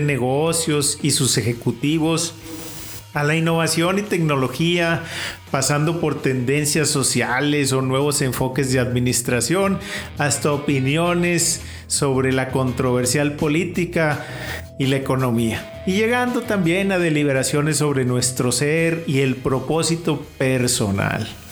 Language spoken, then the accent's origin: Spanish; Mexico